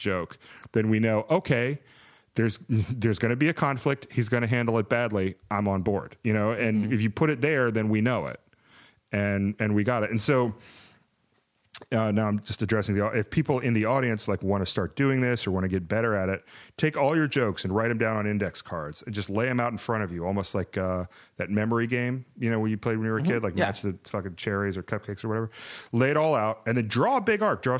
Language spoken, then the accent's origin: English; the South, United States; as a Southerner